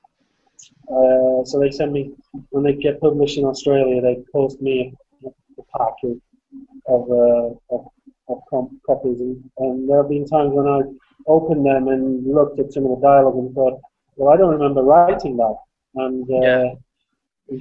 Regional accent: England, United Kingdom; I'm an English man, so I don't write in Swedish or anything like that.

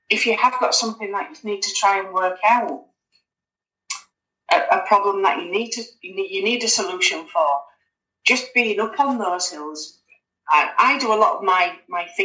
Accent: Halifax, Yorkshire and the Humber, United Kingdom; moved away as an adult; now in Scotland, United Kingdom; I'm originally I'm from Halifax in, in West Yorkshire, but I'm up in Scotland now, so I've been up in Scotland for gosh, nearly nearly twenty years now.

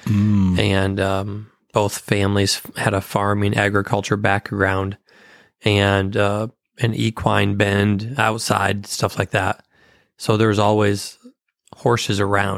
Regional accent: Paw Paw, Michigan, United States; moved away; Born and raised in Michigan.

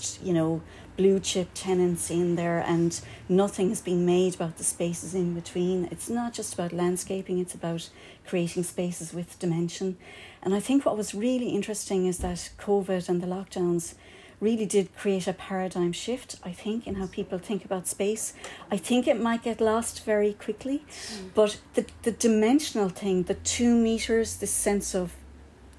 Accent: Kerry, Munster, Ireland; now in Cork, Ireland; I'm not from here. I have to tell you, no, I'm from Kerry

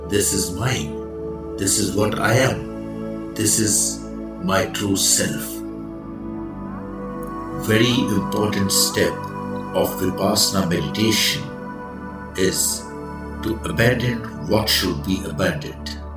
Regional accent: India; I am the Indian monk.

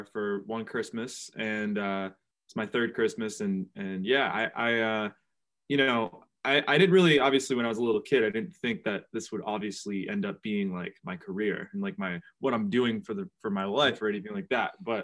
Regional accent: New Bedford, Massachusetts, United States; my hometown of New Bedford

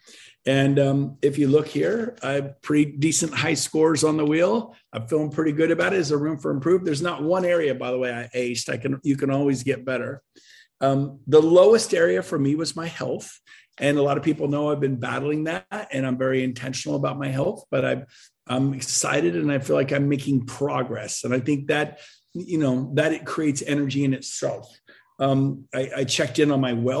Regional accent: West Coast, United States; now in Puerto Rico; I'm from the West Coast

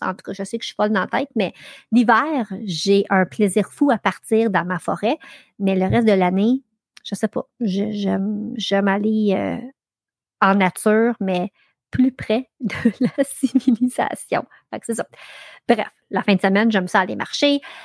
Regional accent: Ayer's Cliff, Quebec, Canada; j'ai grandi sur le lac Massawippi. J'ai grandi à Earthcliff, donc à l'autre bout de North Athlete.

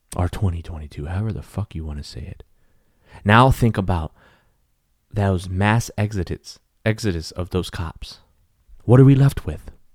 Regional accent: Texas, United States; they were Texas cops from my home state

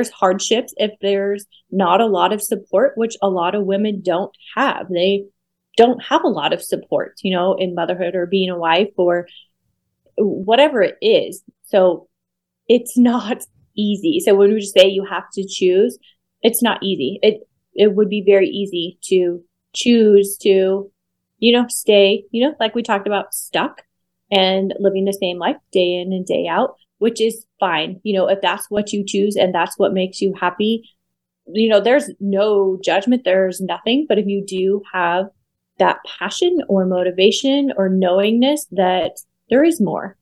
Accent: Utah, United States; moved away as an adult; now in Las Vegas, United States; Right now, I am currently living in Las Vegas. I'm originally from Utah

